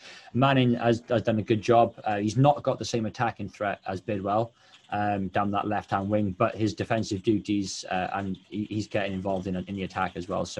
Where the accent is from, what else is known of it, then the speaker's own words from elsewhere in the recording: Wales, United Kingdom; I'm Welsh.